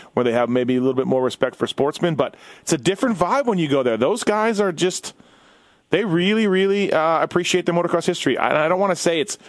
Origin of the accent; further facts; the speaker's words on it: Canada; now in United States; I'm Canadian, but I've lived in the U.S. almost longer than I lived in Canada at this point